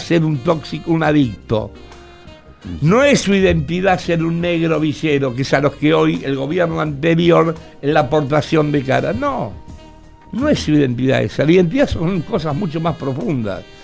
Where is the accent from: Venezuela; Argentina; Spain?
Argentina; como buen argentino que soy